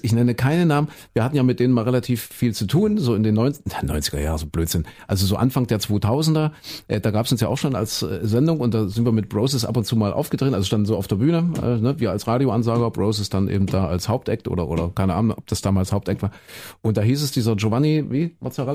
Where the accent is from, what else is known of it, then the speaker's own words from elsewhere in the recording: Köthen, Saxony-Anhalt, Germany; moved away; also born or lived in Leipzig; nach Köthen, wo ich herkomme, Sachsen.